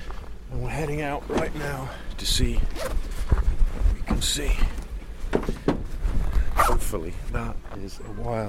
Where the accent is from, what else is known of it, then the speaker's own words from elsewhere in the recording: United States; From Los Estados Unidos.